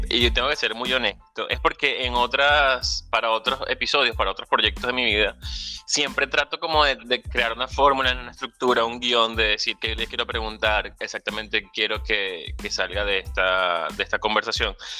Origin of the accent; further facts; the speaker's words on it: Venezuela; moved away; Soy venezolano, emigrante, ciudadano del mundo